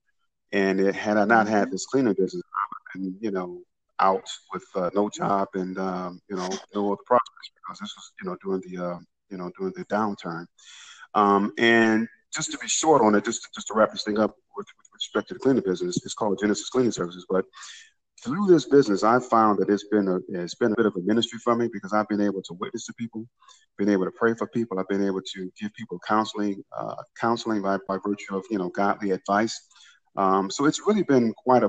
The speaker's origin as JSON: {"language": "English", "town": "Detroit", "region": "Michigan", "country": "United States", "tie": "born or raised there", "said": "I was born and raised in Detroit, Michigan"}